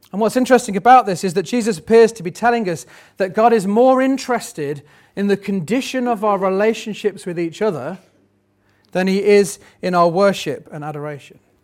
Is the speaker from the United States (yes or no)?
no; United Kingdom; we're still British